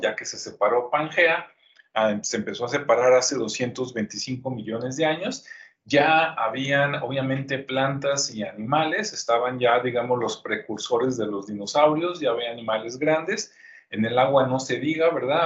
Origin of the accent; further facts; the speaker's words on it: Guadalajara, Jalisco, Mexico; also born or lived in Zapopan; yo soy de Jalisco, yo nací en Guadalajara, este, vivo en Zapopa, a un ladito